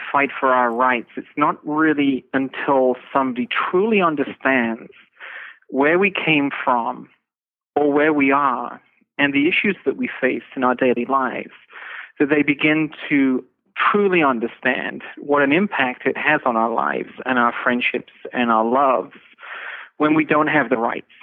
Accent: England, United Kingdom; I'm from England. You know, when I grew up, there was no internet

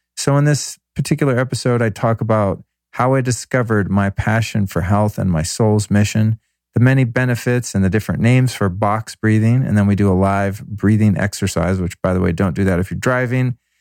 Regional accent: Denver, Colorado, United States; now in Los Angeles, United States; I was born in Denver on that day in 1970.

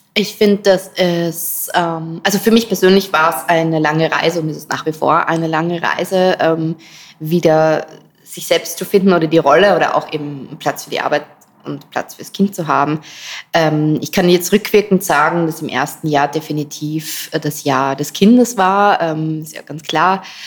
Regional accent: Styria, Austria; moved away as an adult; now in Vienna, Austria; Ich bin gebürtige Steirerin, aber schon richtig, richtig lange in Wien. Ich glaube 16, 17 Jahre

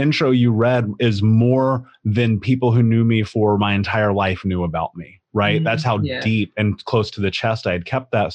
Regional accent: Indianapolis, Indiana, United States; I grew up in Indianapolis

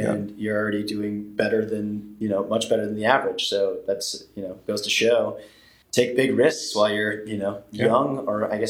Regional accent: Midwest, United States; It's probably the farming upbringing, man. I got to say, like, yeah. there's something to be said about growing up in the Midwest or, you know, Amish with humble beginnings.

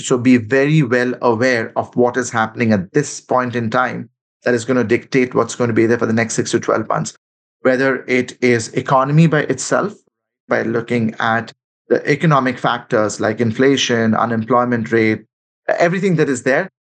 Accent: Kolkata, West Bengal, India; moved away as an adult; my hometown in Calcutta. I left when I was like 20 years old.

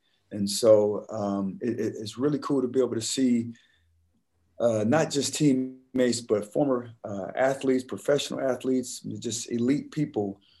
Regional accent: Detroit, Michigan, United States; also born or lived in Colorado Springs, United States; Now for me, I was originally from Detroit, but my dad was in the Army. I ended up in Colorado Springs in 1983. And man, we was heavily influenced by what was happening on the West Coast.

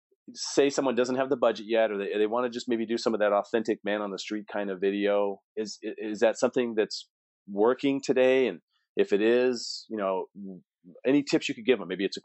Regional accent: San Diego, California, United States; I grew up in San Diego.

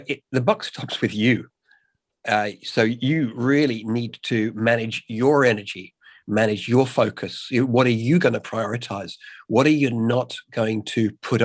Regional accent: England, United Kingdom; now in Australia; I'm English

